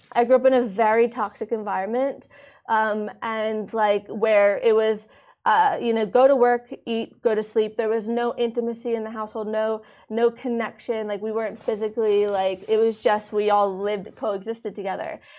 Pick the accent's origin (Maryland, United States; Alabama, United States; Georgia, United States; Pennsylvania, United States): Maryland, United States; moved away as an adult; now in Dubai, United Arab Emirates; I grew up in uh, Maryland in the United States